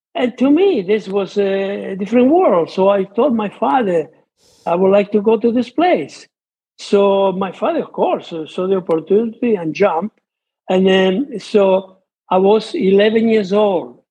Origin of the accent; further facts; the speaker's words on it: between Rome and Naples, near Monte Cassino, Lazio, Italy; English is a second language; moved away; I was born in Italy between Rome and Naples uh, during World War II, and everything. The area where my parents live was the area close to Monte Cassino